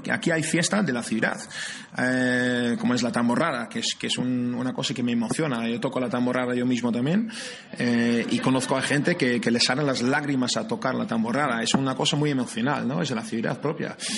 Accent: near Amsterdam, North Holland, Netherlands; moved away as an adult; now in San Sebastián, Spain; soy de cerca de Ámsterdam

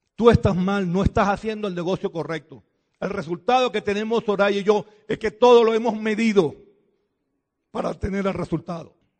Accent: Venezuela; Nosotros venimos de Venezuela

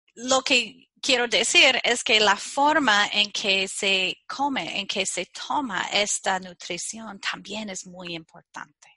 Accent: Chicago, Midwest, United States; Spanish is a second language; soy ah, de los Estados Unidos nací en el Medio Oeste y ah, vivía en Chicago

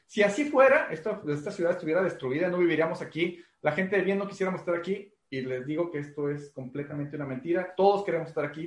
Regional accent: Mexico; creo que como mexicano no me ha faltado nada

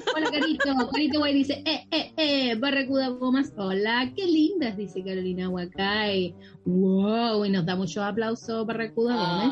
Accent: Chile; moved away as an adult; now in Canada; en Chile, en mi país, que todavía no me siento que estoy acá, llevo cinco meses y mi cabeza está todavía en Chile.

